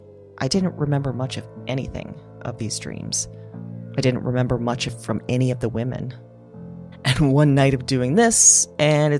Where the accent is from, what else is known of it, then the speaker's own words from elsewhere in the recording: Iowa, United States; also born or lived in Chicago; we are from Iowa.